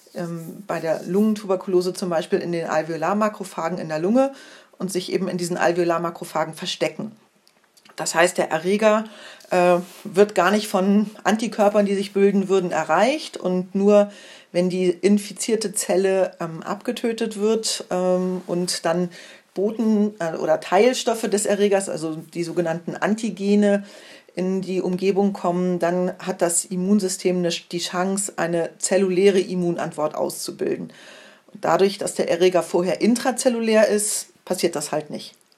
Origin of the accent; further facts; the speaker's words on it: Germany; bei uns in Deutschland